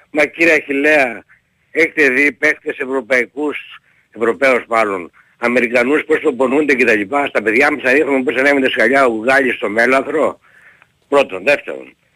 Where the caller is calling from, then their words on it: Larissa, Thessaly, Greece; είμαι από Λάρι, οπότε φορά μιλάμε κύριε Πετρίδη.